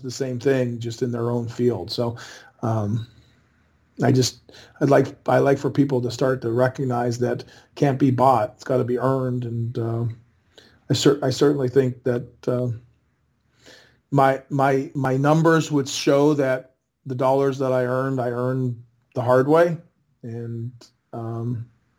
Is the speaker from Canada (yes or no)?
yes; Winnipeg, Manitoba, Canada; I grew up in Winnipeg